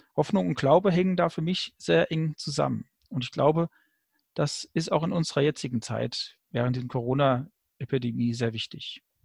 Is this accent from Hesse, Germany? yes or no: yes; Frankfurt, Hesse, Germany; Bin aus Frankfurt